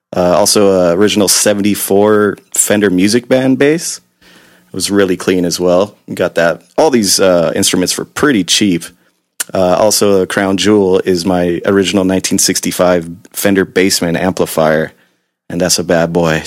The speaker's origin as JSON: {"language": "English", "town": "Long Beach", "region": "California", "country": "United States", "tie": "born or raised there", "also_born_or_lived": "Gardena, California / Torrance, California", "said": "I was originally born in the South Bay in Gardena, Torrance area, but I've been in Long Beach since I was about three or four, since the late 80s."}